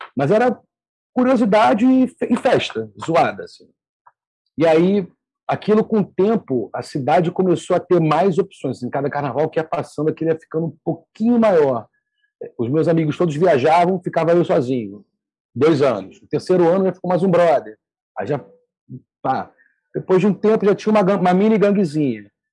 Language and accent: Portuguese; Rio de Janeiro, Brazil; eu sou do Rio